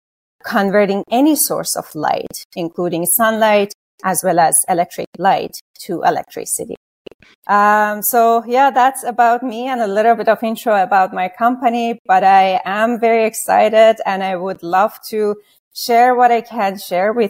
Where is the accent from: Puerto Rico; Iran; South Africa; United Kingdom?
Iran; moved away; I was born and raised in Iran.